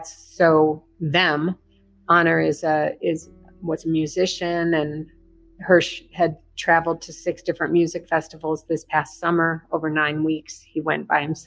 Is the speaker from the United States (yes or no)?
yes; Chicago, Illinois, United States; moved away as an adult; also born or lived in Berkeley, California; now in Israel; John and I were both born and raised in Chicago. I grew up downtown